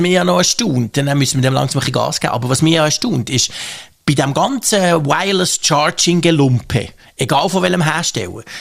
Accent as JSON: {"language": "German", "country": "Switzerland", "said": "das ist natürlich der Punkt, der mich als Schweizer immer nervt. Und ich bin dort auch eher skeptisch, was die Geschwindigkeit anbelangt, wie das die Schweiz ähm, soll dazukommen soll."}